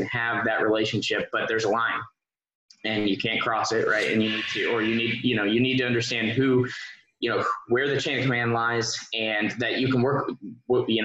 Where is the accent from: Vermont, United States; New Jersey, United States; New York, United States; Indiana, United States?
Indiana, United States; moved away as an adult; also born or lived in Twentynine Palms, California; I still work with my unit that's back in my home state in Indiana. I worked with them since I was a cadet